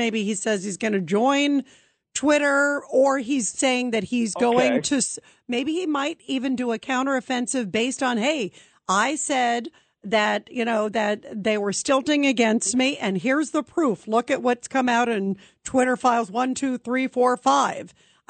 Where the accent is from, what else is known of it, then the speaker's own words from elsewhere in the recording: Brooklyn, New York, United States; born there; And Norm, I was born in Brooklyn. It didn't sound like a Brooklyn accent to me.